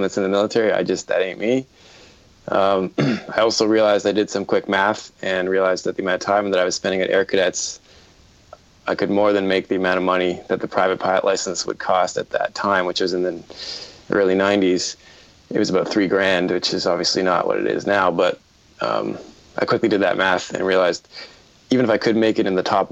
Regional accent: Toronto, Ontario, Canada; I'm from Toronto, Canada.

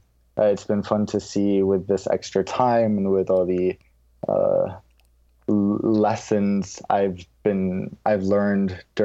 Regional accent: London, United Kingdom; accent: American; moved away; And that's also how I developed my American accent once I left the UK, where I had a British accent. And as I grew up, this is now how I sound. But growing up in London

